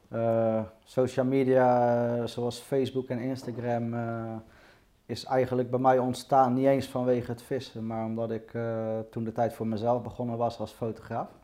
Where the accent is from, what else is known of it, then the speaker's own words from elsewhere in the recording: Rotterdam, South Holland, Netherlands; Nou, ik ben geboren in Rotterdam. Ja? Eh, toen ik één jaar was, zijn we verhuisd naar de rand van Rotterdam, nieuw aan Ja. Ehm, ja, eigenlijk heb ik daar de rest van mijn leven gewoond.